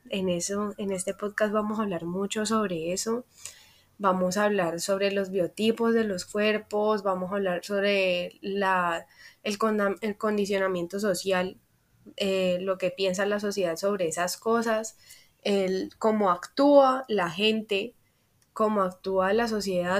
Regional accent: Cali, Valle del Cauca, Colombia; soy caleña, colombiana, a mucho orgullo

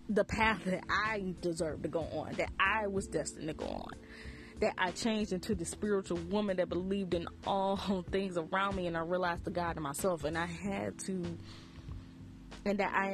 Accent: the Bible Belt, United States; I grew up in the Bible Belt, heavy of the Bible Belt

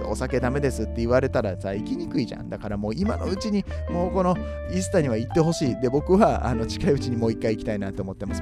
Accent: Kobe, Hyogo, Japan; 僕は神戸の人間なんで

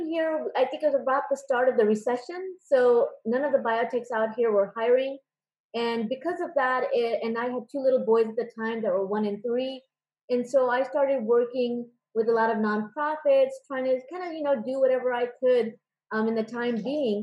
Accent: San Francisco Bay Area, California, United States; moved away as an adult; also born or lived in Davis, California; now in Irvine, United States; I grew up in the San Francisco Bay Area

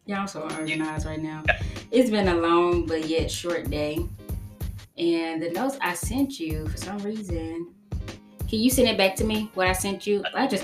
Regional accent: Jackson, Mississippi, United States; I'm from Jackson, Mississippi.

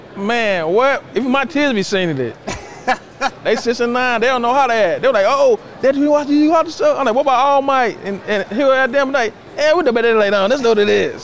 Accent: Tuskegee, Alabama, United States; I'm from Tuskegee, so TU

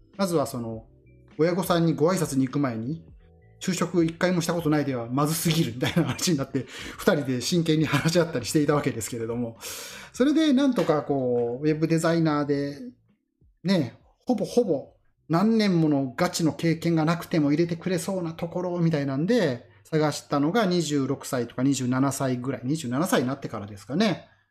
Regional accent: Ikoma, Nara, Japan; 地元の奈良の生駒でそうやって頑張っていた

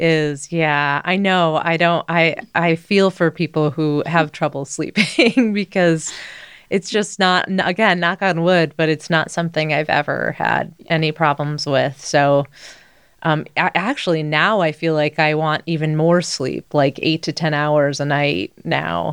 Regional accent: Midwest, United States; now in Boulder, United States; I grew up in the Midwest

